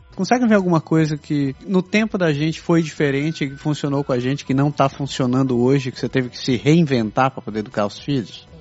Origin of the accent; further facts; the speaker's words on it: Brazil; moved away as an adult; now in Canada; com colegas com quem eu cresci no Brasil